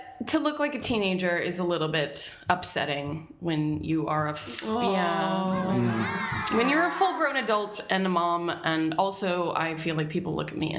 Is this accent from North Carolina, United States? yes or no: no; Norfolk, Virginia, United States; moved away; Good old Virginia. Norfolk. Yeah. There's a lot of guns and Bibles in that area.